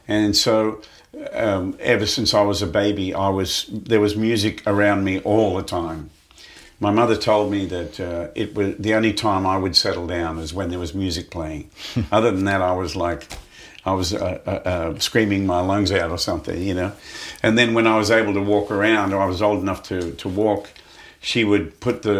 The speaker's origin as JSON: {"language": "English", "town": "Muswellbrook", "region": "New South Wales", "country": "Australia", "tie": "born or raised there", "said": "I was born in a place called Musselbrook, which was about five hours north west"}